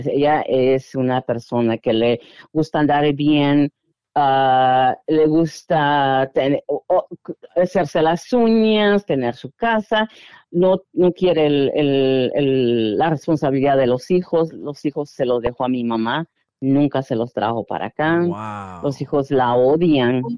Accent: Guatemala; moved away; soy de Guatemala

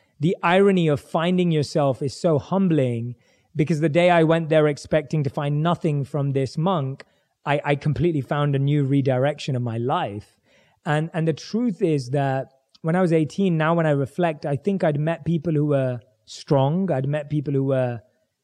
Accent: London, United Kingdom; I was growing up, born and raised in London

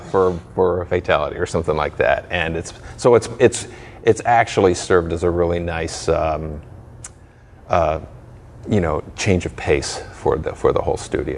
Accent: Chicago, Illinois, United States; I was born in Chicago

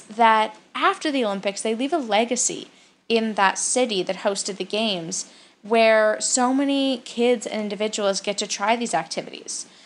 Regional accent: Calgary, Alberta, Canada; I'm from Calgary, Alberta, in Canada

